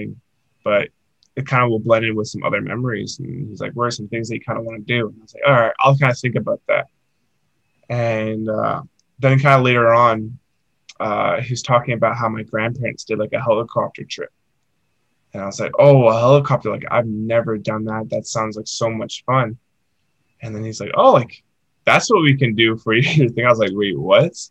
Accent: North Vancouver, British Columbia, Canada; moved away; my hometown. This place called Lynn Canyon

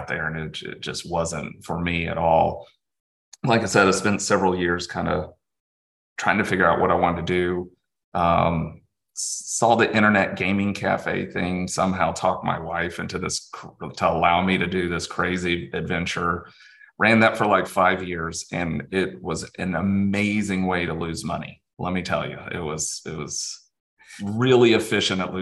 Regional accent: Dallas, Texas, United States; I was born and raised in Dallas, Texas

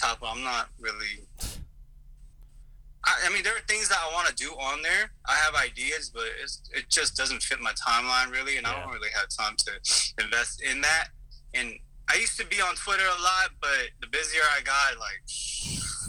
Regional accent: United States; also born or lived in South Korea; now in Los Angeles, United States; I was born there, but I grew up in the States

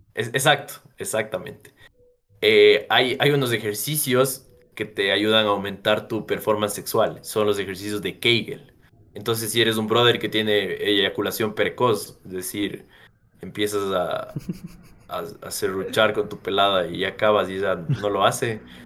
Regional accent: Ecuador; nosotros como ecuatorianos

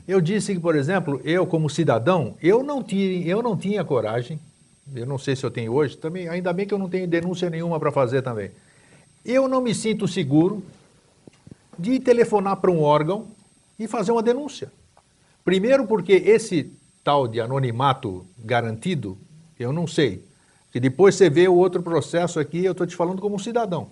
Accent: São Paulo, Brazil; now in Santa Catarina, Brazil; eu morei em São Paulo, cresci em São Paulo, vim para cá em 88

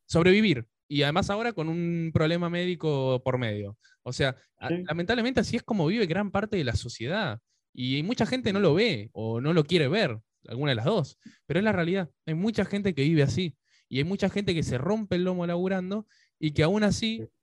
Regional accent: Pilar, Buenos Aires Province, Argentina; moved away as an adult; now in Buenos Aires, Argentina; estaba por Pilar, que es de donde soy, ahora estoy en Capital, pero yo viví casi toda mi vida en Pilar

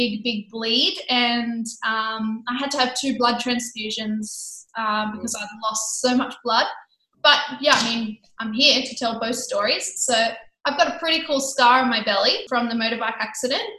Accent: Sydney, New South Wales, Australia; now in Gold Coast, Australia; I come from Sydney.

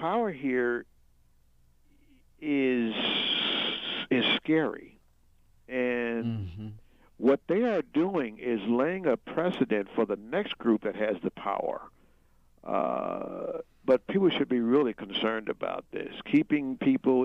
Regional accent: United States; as an American

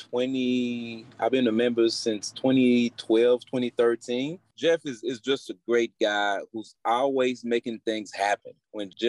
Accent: Guadeloupe; I was born in Guadeloupe of Haitian mother. I grew up in Guadeloupe playing soccer at a very young age.

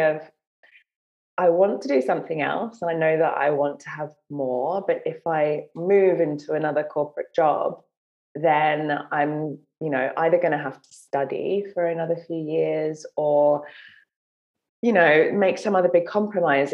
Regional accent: London, United Kingdom; I grew up in London

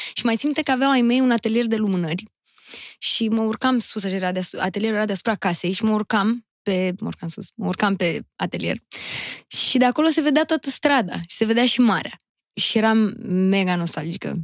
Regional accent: Constanța, Constanța County, Romania; am fost crescută și născută și crescută în Constanța, în Faleză Nord chiar

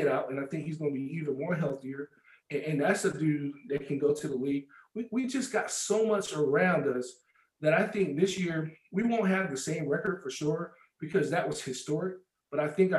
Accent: California, United States; I'm from Cali

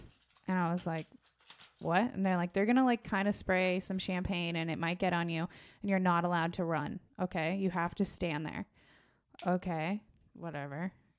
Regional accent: San Diego, California, United States; From San Diego.

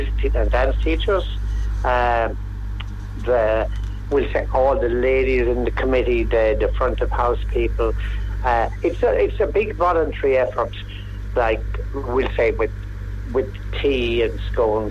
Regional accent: Ballyduff, County Waterford, Ireland; I'm from Ballyduff, County Waterford

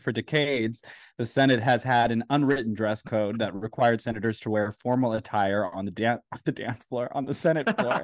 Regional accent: United States; I'm American

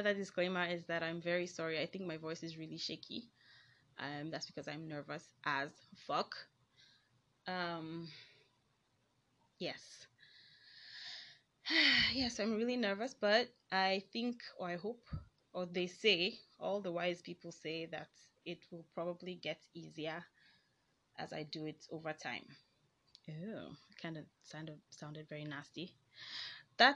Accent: Nigeria; accent: Nigerian; I am a Nigerian, so I don't know, I might have like funny Nigerian accents

